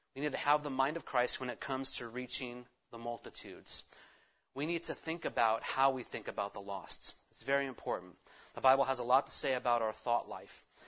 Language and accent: English; California, United States; I'm a Californian.